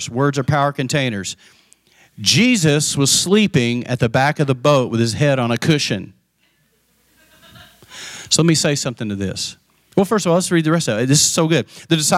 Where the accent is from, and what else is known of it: the panhandle of Texas, United States; born or raised there; also born or lived in Abilene, Texas